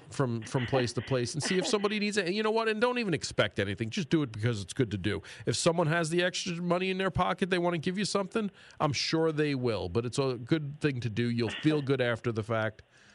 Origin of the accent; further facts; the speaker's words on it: New York City, New York, United States; moved away; I remember growing up in New York City